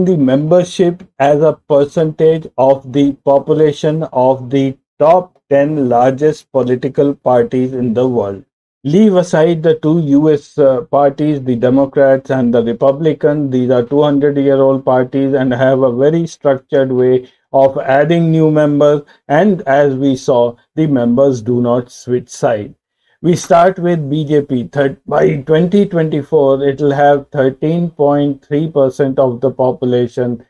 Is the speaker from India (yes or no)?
yes; India; As an Indian, I am proud